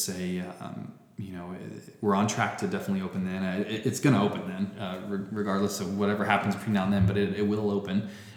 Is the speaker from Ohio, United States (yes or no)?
no; Spring Hill, Florida, United States; also born or lived in Clearwater, Florida; I grew up in a little town called Spring Hill, Florida